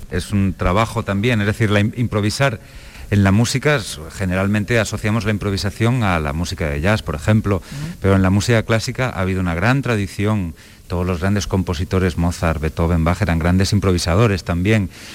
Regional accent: Valencia, Valencian Community, Spain; en Valencia, de donde yo vengo

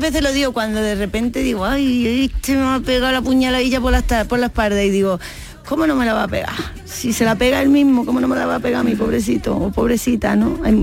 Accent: Seville, Andalusia, Spain; moved away; also born or lived in Madrid; yo me he criado al lado de Radio Sevilla, en Rafael González Abreu, en, el número 10, ahí vivía yo

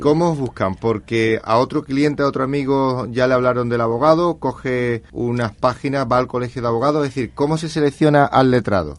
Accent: Andalusia, Spain; los abogados andaluces

